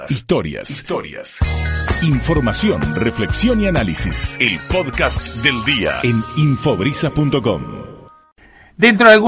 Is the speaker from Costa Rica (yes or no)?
no; Argentina; La verdad que siempre, bueno, somos argentinos y siempre reclamamos que Guillermo Vilas era el número uno del mundo